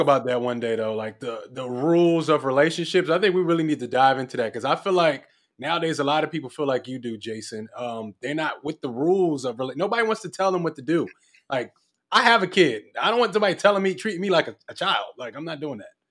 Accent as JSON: {"language": "English", "town": "Philadelphia", "region": "Pennsylvania", "country": "United States", "moved": "yes", "lives_now": "Los Angeles, United States", "said": "I'm from Philly"}